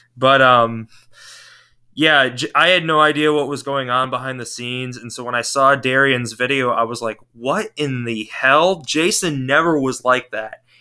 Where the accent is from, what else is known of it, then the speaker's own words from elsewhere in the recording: St. Joseph, Michigan, United States; I'm from uh, St. Joseph, Michigan, which is uh, across the lake from Chicago in the southwest corner of Michigan